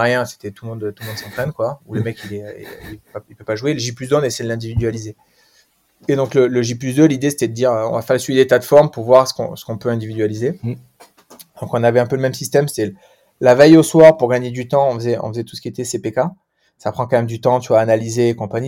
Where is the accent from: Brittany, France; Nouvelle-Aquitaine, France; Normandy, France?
Nouvelle-Aquitaine, France; Pau; je suis palois, donc petite région du, euh, sud-ouest.